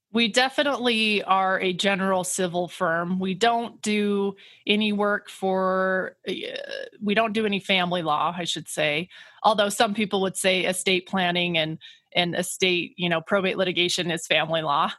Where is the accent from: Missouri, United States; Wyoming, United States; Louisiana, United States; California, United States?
Wyoming, United States; Kemmerer; moved away as an adult; now in Grand Junction, United States; I grew up in Wyoming, um, about five hours away from Grand Junction in a small town called Kemmer